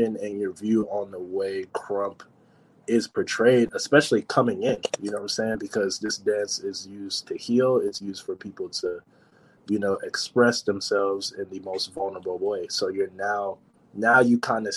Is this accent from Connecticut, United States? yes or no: yes; New Haven, Connecticut, United States; I'm from New Haven, Connecticut